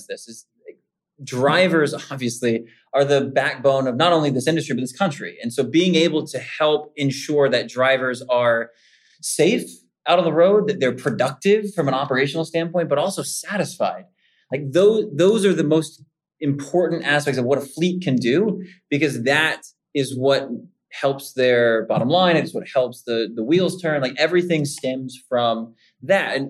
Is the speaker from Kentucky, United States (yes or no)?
yes; Kentucky, United States; also born or lived in Savannah, Georgia / Italy / South Louisiana; now in Pittsburgh, United States; I'm a good Southern boy. I was born and raised in Kentucky, moved down to Savannah, Georgia